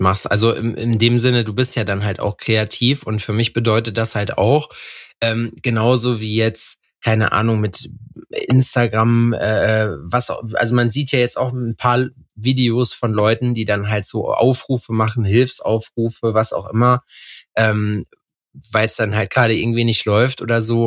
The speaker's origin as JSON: {"language": "German", "town": "Lüdenscheid", "region": "North Rhine-Westphalia", "country": "Germany", "moved": "yes", "lives_now": "Jena, Germany", "said": "Lüdenscheid. Das ist äh, der Ort mehr oder weniger, wo ich herkomme."}